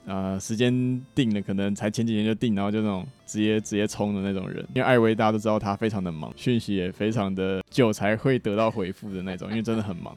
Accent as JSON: {"language": "Chinese", "region": "Taichung", "country": "Taiwan", "said": "我来自台中"}